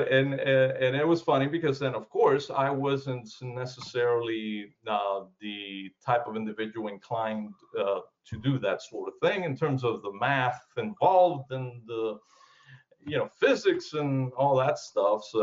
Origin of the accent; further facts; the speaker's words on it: South Florida, United States; moved away as an adult; also born or lived in Cuba; now in Georgia, United States; I was born in Cuba. I came to the uh, U.S. in 1969, mm-hmm. and basically I grew up in uh, South Florida and moved to Georgia uh, in 2006.